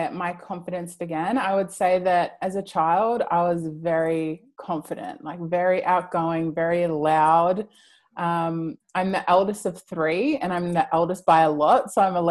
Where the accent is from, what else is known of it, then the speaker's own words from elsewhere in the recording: Mildura, Victoria, Australia; Mildura, which is a small town where I grew up